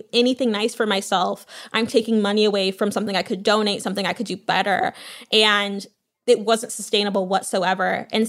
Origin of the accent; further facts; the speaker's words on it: San Marino, California, United States; also born or lived in Louisiana; But I also grew up in San Marino, where my mom went to high school with one of the police officers who was the only Black woman police officer at the PD.